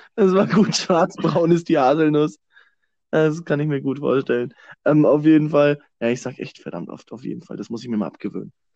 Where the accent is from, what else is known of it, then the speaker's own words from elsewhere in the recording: Germany; als, als Deutsche